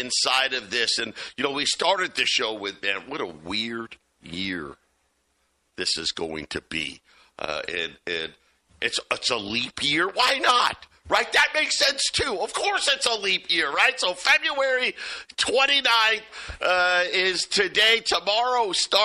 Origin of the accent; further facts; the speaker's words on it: Jamesville, New York, United States; when I was growing up in Syracuse, well, we lived in a suburb, Jamesville, New York